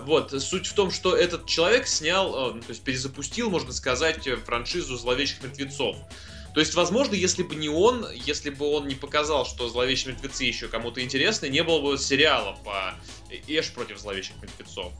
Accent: Tambov, Tambov Oblast, Russia; now in Saint Petersburg, Russia; гостил недавно у себя в родном городе Тамбове

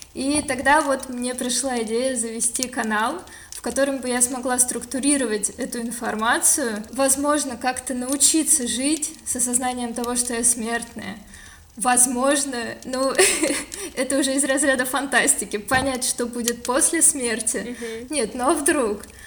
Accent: Moscow, Russia; also born or lived in Kislovodsk, Russia; Вообще, я родилась в Кисловодске, но когда мне было полгода, мои родители переехали в Москву

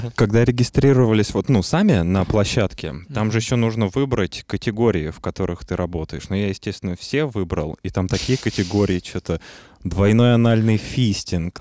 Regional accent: Russia; я именно из России

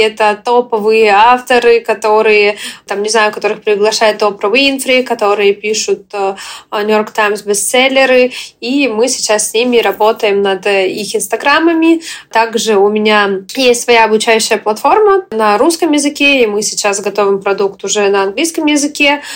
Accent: Ukraine; also born or lived in Russia; now in United States; я украинка, я в момент, э, когда началась война, все началось, я уехала из э, Российской Федерации

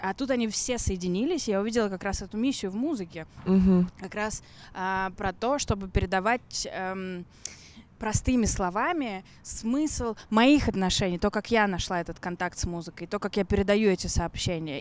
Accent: Russia; also born or lived in London / Vladivostok; я из России

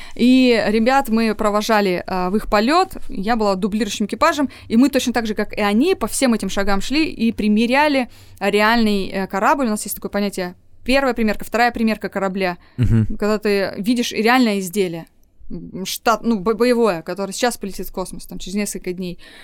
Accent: Novosibirsk, Novosibirsk Oblast, Russia; moved away as an adult; also born or lived in Altai; Я коренная новосибирка. Я там родилась, выучилась, выросла

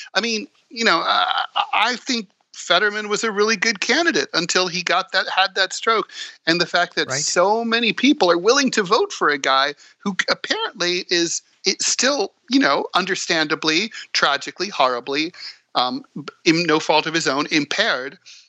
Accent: New York City, New York, United States; as a New Yorker

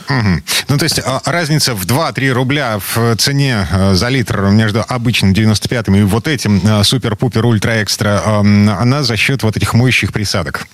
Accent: Kirov, Kirov Oblast, Russia; moved away; у меня на родине, в Кировской области, в городе Кирове

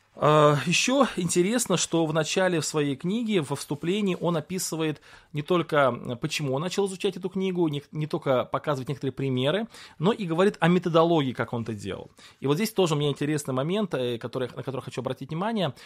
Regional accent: Russia; Вот я родился в России

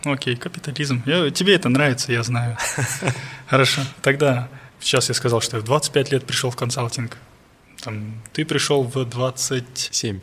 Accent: Almaty, Kazakhstan; я алматинец, и у моих родителей есть квартира в Алмате

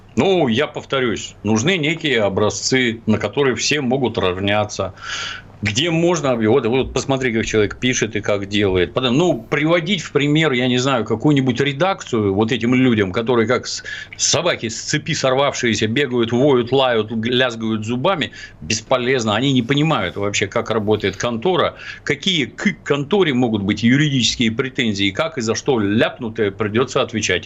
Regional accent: Ukraine; now in Russia; Я, кстати, вообще на Украине родился

